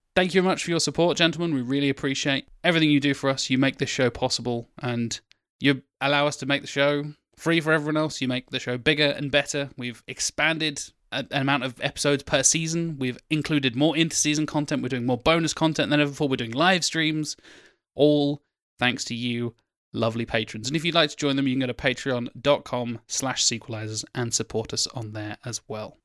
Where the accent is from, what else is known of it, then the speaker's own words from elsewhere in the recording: Norwich, East of England, United Kingdom; I was born in Norwich